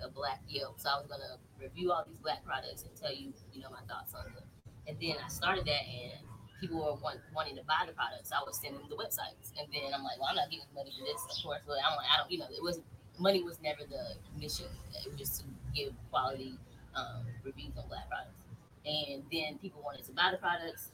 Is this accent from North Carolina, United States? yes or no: yes; Raleigh, North Carolina, United States; now in Long Beach, United States; I'm from Raleigh, North Carolina. And I'm here in Long Beach, California now